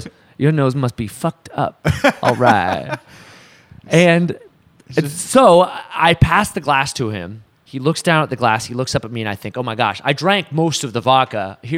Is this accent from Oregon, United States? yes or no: yes; Portland, Oregon, United States; Here. I'm from here.